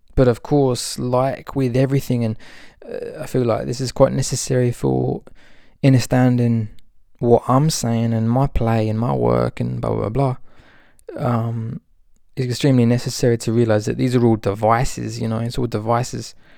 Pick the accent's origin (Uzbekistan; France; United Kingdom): United Kingdom; Albion, England; moved away; the place that I grew up in Albion